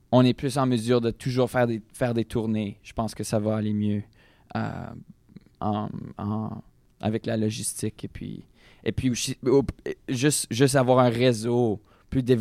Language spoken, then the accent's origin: French; Saint-Denis, Saskatchewan, Canada; Un petit village qui s'appelle Saint-Denis.